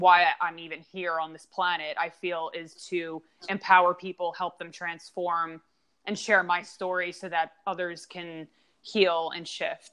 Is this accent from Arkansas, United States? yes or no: no; Long Island, New York, United States; moved away; also born or lived in Pittsburgh; I grew up in Long Island